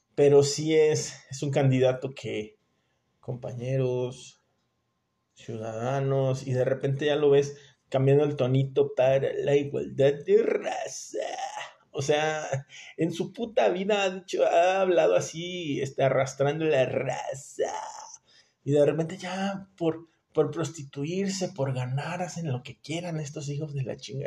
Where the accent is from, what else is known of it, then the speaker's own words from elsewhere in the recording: Mexico; nosotros como mexicanos